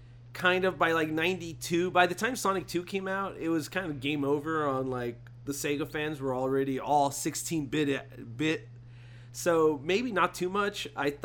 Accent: United States; Yeah, of course, we're American.

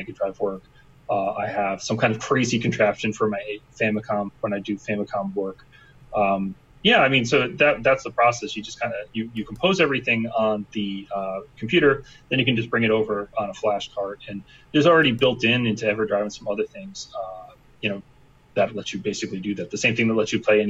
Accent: Philadelphia, Pennsylvania, United States; I'm from Philadelphia

